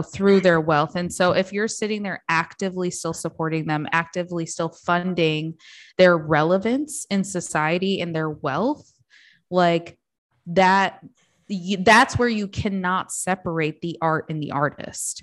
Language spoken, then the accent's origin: English; Midwest, United States; I grew up in the Midwest